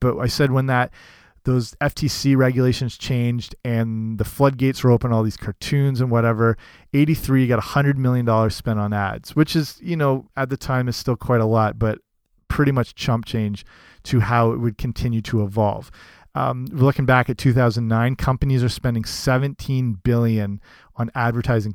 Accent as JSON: {"language": "English", "country": "Canada", "tie": "born or raised there", "said": "as a kid"}